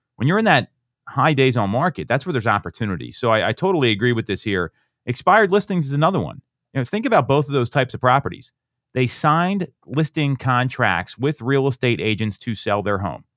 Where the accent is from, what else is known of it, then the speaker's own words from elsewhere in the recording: Chester Springs, Pennsylvania, United States; where I grew up out in Chester Springs